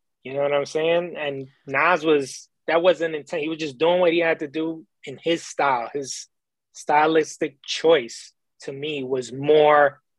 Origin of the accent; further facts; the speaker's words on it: New York City, New York, United States; moved away as an adult; now in Tobyhanna, United States; I grew up in the Bronx, borough.